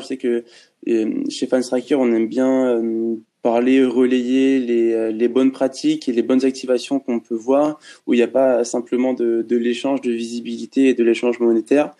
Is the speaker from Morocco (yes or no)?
no; France; nous, en tant que Français fans de basket